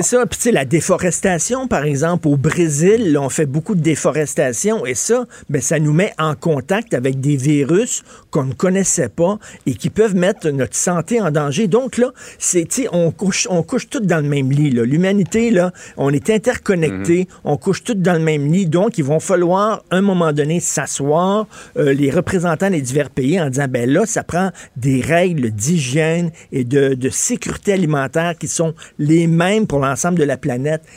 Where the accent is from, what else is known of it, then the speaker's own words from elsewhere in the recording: Montreal, Quebec, Canada; chez nous à Montréal.